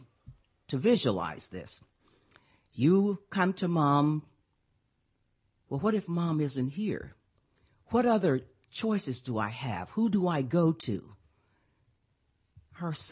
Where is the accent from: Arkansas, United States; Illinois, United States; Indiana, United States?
Arkansas, United States; Pine Bluff; I'm from Arkansas